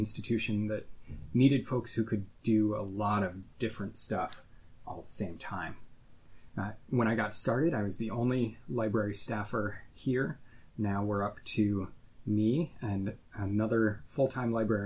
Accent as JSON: {"language": "English", "region": "Midwest", "country": "United States", "tie": "born or raised there", "also_born_or_lived": "Texas / Pittsburgh, Pennsylvania", "moved": "as an adult", "lives_now": "Harrisburg, United States", "said": "I grew up in the Midwest and went to college at Laterno University in Texas."}